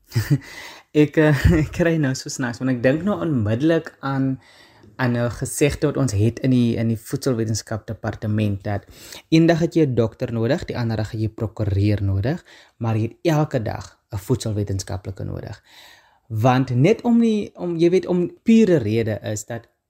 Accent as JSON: {"language": "Afrikaans", "town": "Karkams", "region": "Northern Cape", "country": "South Africa", "also_born_or_lived": "Stellenbosch", "said": "ek kom uit Namakoland uit. So ek is 'n nammetjie, ek kom daar uit die uh tussen die klippe van die Kamiesberge uit, met 'n klein dorpie met naam Karkam"}